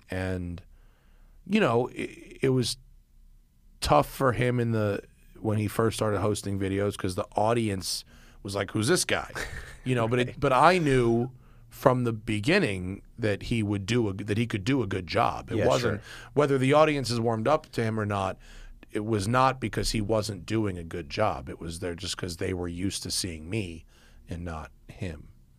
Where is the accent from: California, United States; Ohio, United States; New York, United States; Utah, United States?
New York, United States; We came from New York, and it would snow, it would rain.